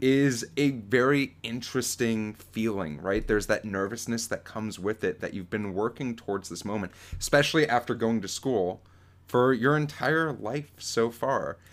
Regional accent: Florida, United States; growing up in Florida

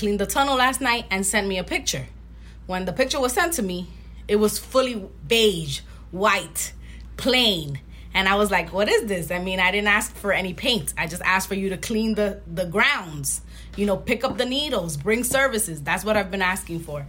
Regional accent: New York City, New York, United States; I grew up in Washington Heights in the 90s

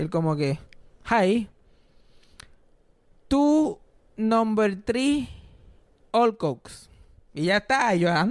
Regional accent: Puerto Rico

